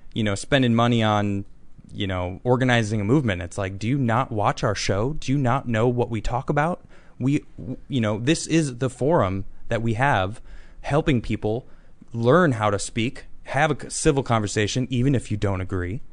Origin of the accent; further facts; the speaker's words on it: Chicago, Illinois, United States; I'm from Chicago, too.